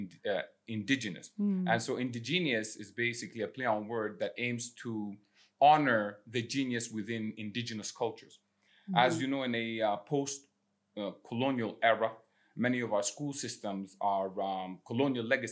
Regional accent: Khartoum, Sudan; moved away as an adult; also born or lived in Ivory Coast / Toronto, Canada; I was born in Khartoum, Sudan. I spent some of my formative years between Sudan and the Ivory Coast.

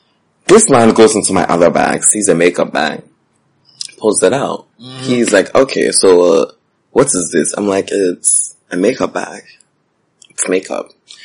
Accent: Bronx, New York, United States; I was like, I'm from the Bronx.

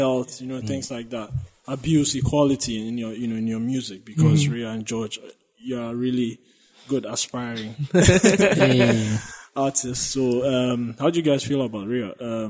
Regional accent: Ghana; As a Ghanaian, it felt like I could relate to a lot of things in that sense

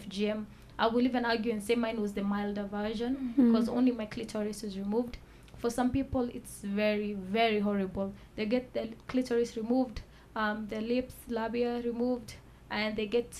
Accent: Nairobi, Kenya; I was born and raised in Nairobi

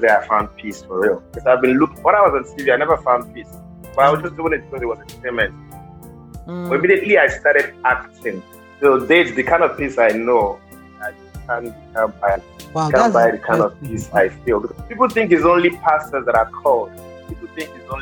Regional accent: Delta, Nigeria; I'm from Delta State

